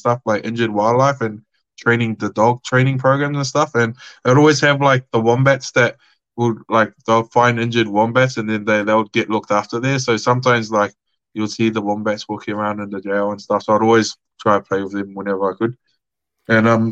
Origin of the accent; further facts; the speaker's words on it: Australia; I was from Australia